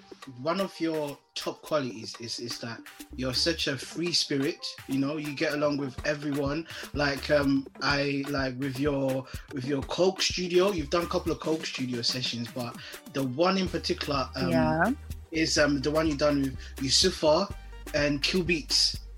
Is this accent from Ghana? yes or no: yes; Ghana; I'm Ghanaian.